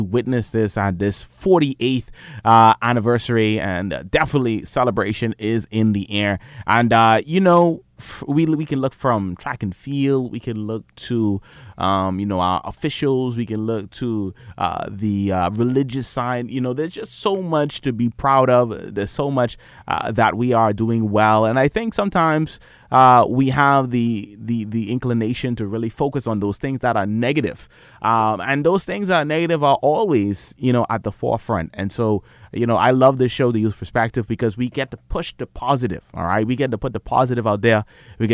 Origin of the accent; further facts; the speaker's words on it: Bahamas; we're from the Bahamas